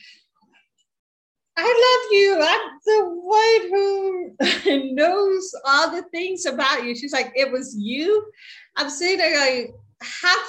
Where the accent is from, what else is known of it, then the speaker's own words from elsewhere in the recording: Baltimore, Maryland, United States; I grew up in Baltimore, and the area of Baltimore that I grew up in had a lot of Orthodox Jews